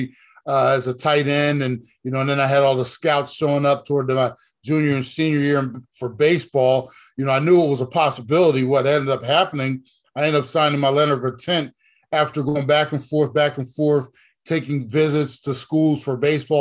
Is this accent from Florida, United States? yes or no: no; Browns Mills, New Jersey, United States; also born or lived in Trenton, New Jersey; My mother and father moved me and my brother to a small farm town in South Jersey